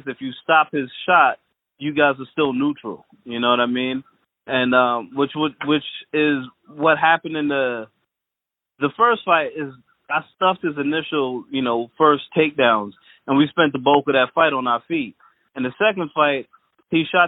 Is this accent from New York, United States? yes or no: yes; Freeport, New York, United States; I grew up in Freeport, but my family and everybody, we're from Trinidad